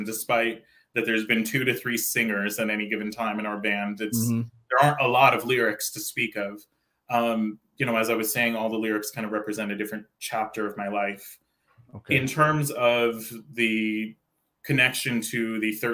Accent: Santa Cruz, California, United States; also born or lived in Oakland, California; growing up in Santa Cruz, California. That's where I'm from, by the way

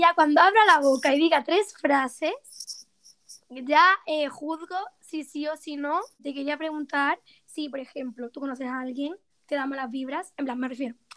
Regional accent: Málaga, Andalusia, Spain; now in Granada, Spain; soy de Málaga y actualmente vivo en Granada

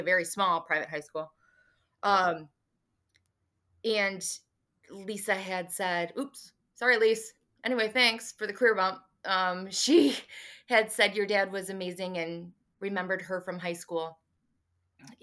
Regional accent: Kalamazoo, Michigan, United States; also born or lived in Lansing, Michigan; moved back to Kalamazoo, where I am from

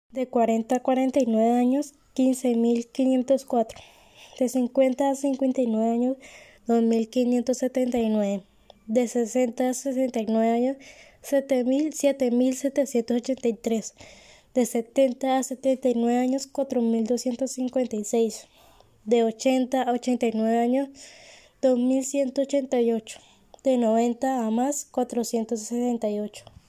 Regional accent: Colombia; mi país natal, Colombia

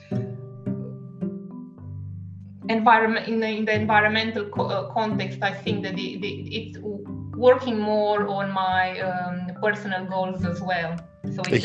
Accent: Romania; first language Romanian; English is a second language; moved away as an adult; also born or lived in Italy / France; now in Perth, Australia; we speak Romanian as our native language

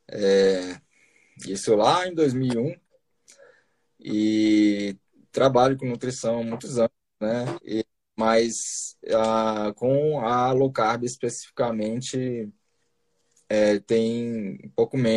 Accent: Brasília, Federal District, Brazil; eu assim, pode-se dizer que, eu, que eu, eu sou de Brasília, né? Eu fiz a eu fiz faculdade em Bauru, né, de, de nutrição, em Bauru, São Paulo. É, mas aí logo depois eu voltei para Brasília, né?

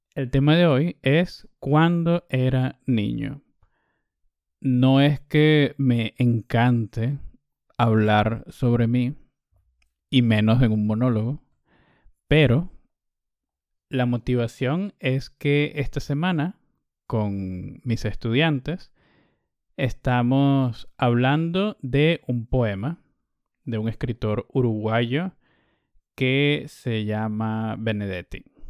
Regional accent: Caracas, Capital District, Venezuela; mi madre y yo nos mudamos de Caracas, empezamos a vivir en este pequeño pueblo donde montaba mucha bicicleta

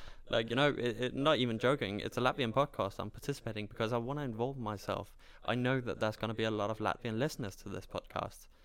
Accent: Denmark; cultural identity, I'm Danish, I'm from Denmark. That's it.

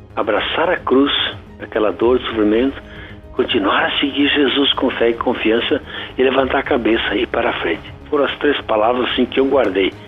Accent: Sobradinho, Rio Grande do Sul, Brazil; now in Santa Maria, Brazil; Eu sou natural de Sobradinho, da Vila Segredo, município Sobradinho, no centro geográfico do Rio Grande do Sul

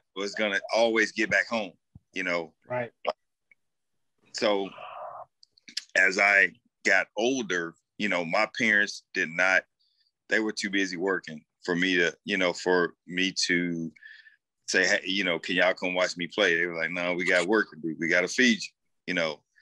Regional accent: St. Louis, Missouri, United States; being raised and born and raised in St. Louis

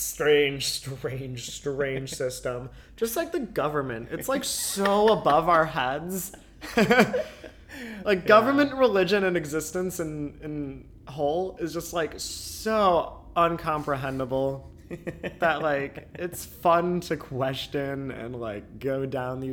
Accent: United States; I'm American

